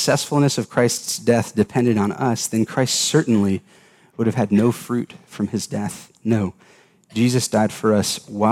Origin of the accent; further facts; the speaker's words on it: Atlanta, Georgia, United States; I grew up in Atlanta, Georgia